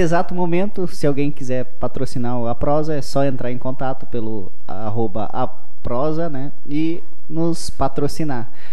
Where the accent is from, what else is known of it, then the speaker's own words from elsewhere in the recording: Passo Fundo, Rio Grande do Sul, Brazil; also born or lived in interior of Paraná; eu nasci em Passo Fundo